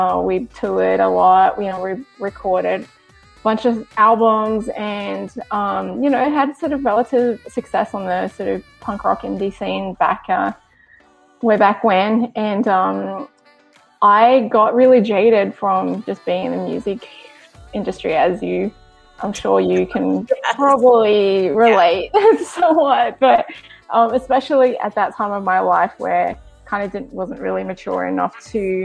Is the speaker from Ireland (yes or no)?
no; Sydney, New South Wales, Australia; moved away as an adult; also born or lived in Los Angeles, United States; now in Virginia, United States; I was born and bred in Australia, Sydney, Australia